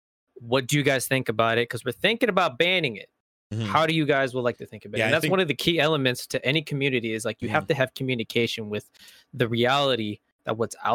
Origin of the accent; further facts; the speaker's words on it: Indiana, United States; moved away; I'm from Indiana. And I said and pop